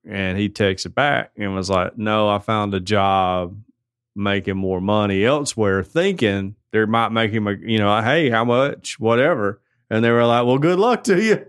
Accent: United States; I'm an American

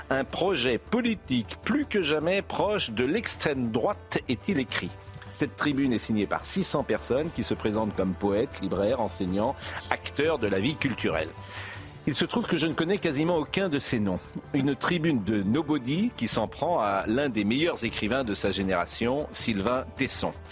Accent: Lyon, Auvergne-Rhône-Alpes, France; Non, je ne suis pas né à Lyon, mais j'ai grandi à Lyon.

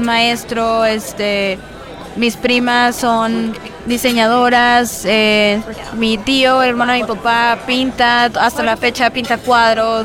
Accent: Mexico; como decimos en México

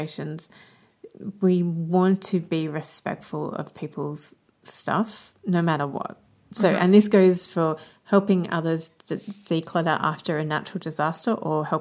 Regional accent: Australia; as an Australian

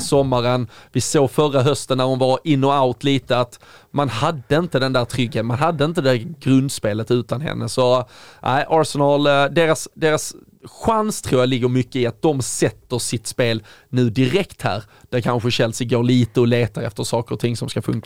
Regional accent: Sweden; som svenskar

